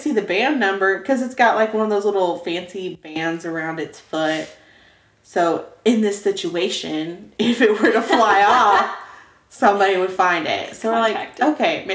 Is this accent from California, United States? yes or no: no; Oklahoma, United States; We're from Oklahoma.